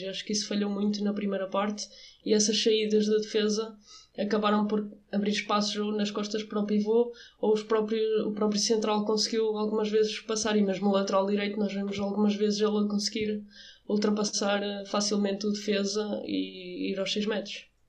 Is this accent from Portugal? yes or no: yes; Portugal; eu como portuguesa e como treinadora